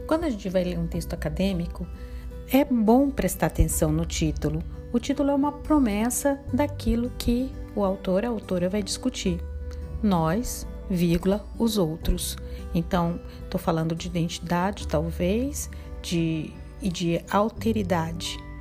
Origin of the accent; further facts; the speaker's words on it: Brazil; nós, brasileiros